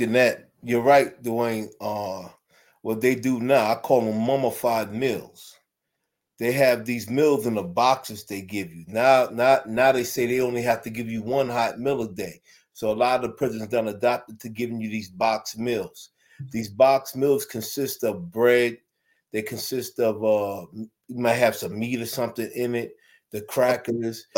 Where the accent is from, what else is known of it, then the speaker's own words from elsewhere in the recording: New York City, New York, United States; I'm from Brooklyn, New York